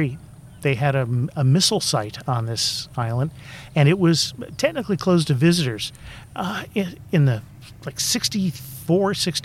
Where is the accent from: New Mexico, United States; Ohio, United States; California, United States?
California, United States; San Francisco; also born or lived in Westlake, Daly City; My family's from the city for a couple of generations, and when I was about two, we first lived out in the Richmond District in a little flat out near the Presidio